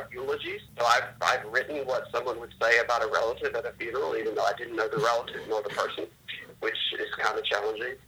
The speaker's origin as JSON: {"language": "English", "area": "outside of Richmond", "region": "Virginia", "country": "United States", "tie": "born or raised there", "said": "I grew up outside of Richmond, Virginia"}